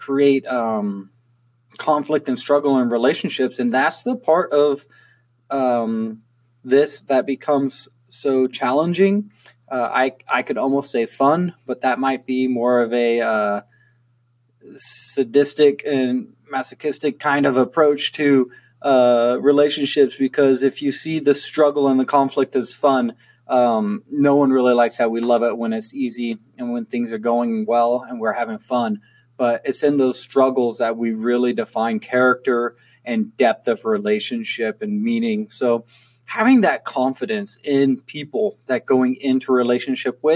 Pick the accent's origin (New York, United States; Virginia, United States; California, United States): California, United States; I grew up in California